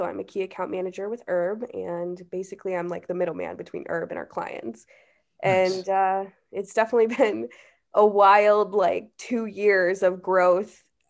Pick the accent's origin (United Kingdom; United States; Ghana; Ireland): United States; Chicago, Illinois; Yeah, I grew up in Chicago, born and raised, live in Chicago now, and I went to school in Southern Illinois, so